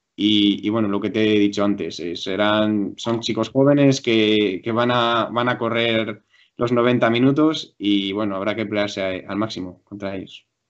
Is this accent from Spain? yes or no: yes; Valladolid, Castile and León, Spain; also born or lived in Madrid; yo nací en Madrid, pero me vine desde a los cinco años aquí a Valladolid